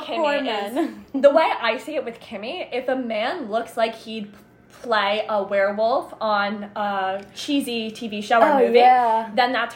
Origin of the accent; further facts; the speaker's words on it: New Jersey, United States; we're both from North Jersey, but we went to school kind of in central South Jersey